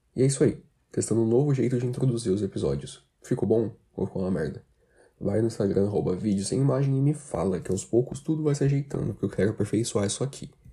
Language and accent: Portuguese; Brazil; principalmente aqui no Brasil